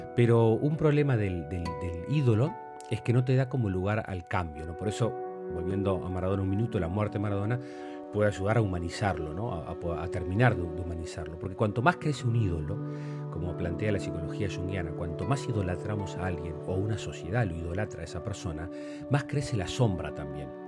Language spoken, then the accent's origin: Spanish; Uruguay; como uruguayos